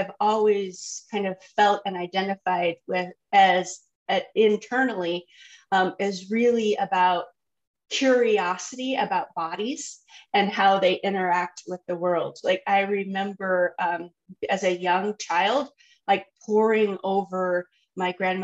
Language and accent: English; San Juan Island, Washington, United States; moved away as an adult; also born or lived in Seattle, Washington; now in Colorado, United States; I was born in Seattle, raised on San Juan Island